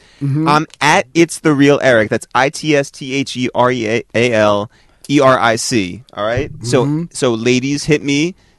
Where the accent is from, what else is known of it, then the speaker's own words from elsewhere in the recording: Harrison, New York, United States; We're from Harrison.